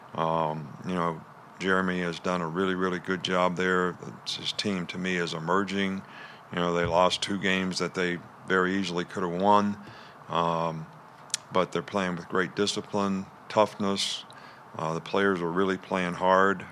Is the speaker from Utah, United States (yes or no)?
no; West Virginia, United States; moved away; I grew up in West Virginia